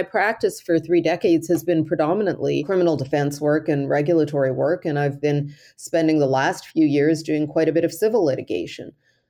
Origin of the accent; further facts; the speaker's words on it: Cairo, Cairo Governorate, Egypt; born there; moved away; my history, which is in the Middle East, I was born in Cairo, although I only lived there for a brief period of time, equally shaped me.